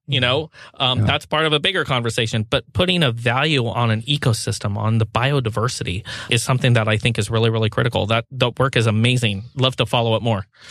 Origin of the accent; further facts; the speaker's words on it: Pacific Northwest, United States; I grew up in the Pacific Northwest